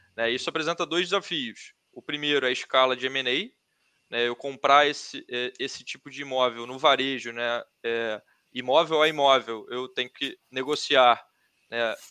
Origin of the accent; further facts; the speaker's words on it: Rio de Janeiro, Brazil; eu sou do Rio, é, eu estudei no Fundão